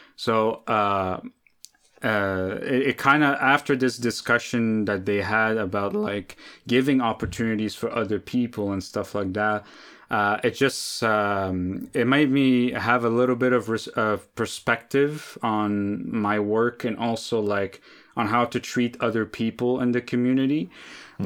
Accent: Lebanon; now in Canada; I grew up in Lebanon. Uh, I came to Canada in 2006

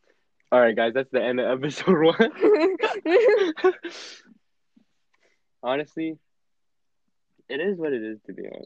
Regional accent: Canada; I'm Canadian.

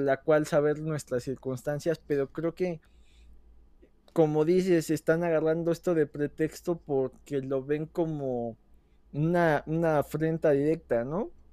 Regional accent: Mexico

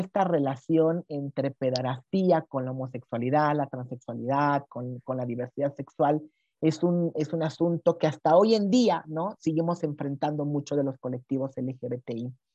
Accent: Veracruz, Mexico; now in Mexico City, Mexico; yo soy jarocha

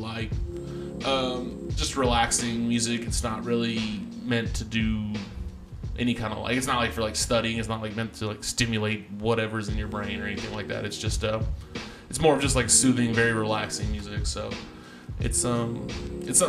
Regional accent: Texas, United States; I'm from Texas

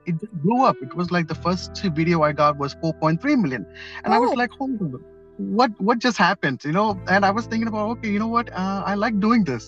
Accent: Mumbai, Maharashtra, India; moved away as an adult; also born or lived in Kerala; now in Philadelphia, United States; I was born and brought up in Mumbai

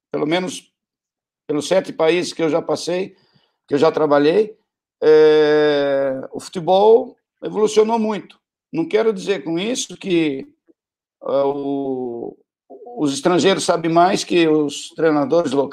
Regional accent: Brazil; desde a distância, eu também sendo brasileiro, é, eu percebia isso

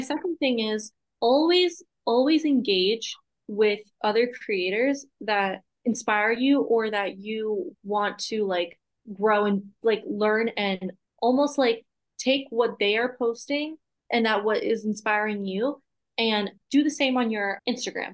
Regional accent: Massachusetts, United States; moved away; I grew up in Massachusetts

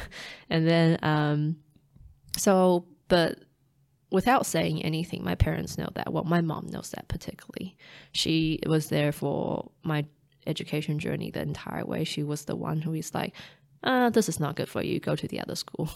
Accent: Taipei, Taiwan; now in New Zealand; growing up in Taiwan, being a city girl, well, um, Taipei

